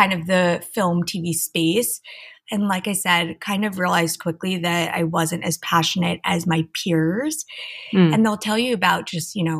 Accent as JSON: {"language": "English", "town": "Tenafly", "region": "New Jersey", "country": "United States", "tie": "born or raised there", "moved": "as an adult", "lives_now": "Los Angeles, United States", "said": "So I am a New Jersey girl. I grew up like right outside of New York City in a town called Tenafly"}